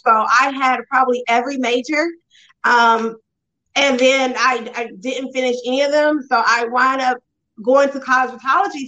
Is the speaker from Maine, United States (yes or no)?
no; Vidalia, Georgia, United States; I'm originally from Vidalia, Georgia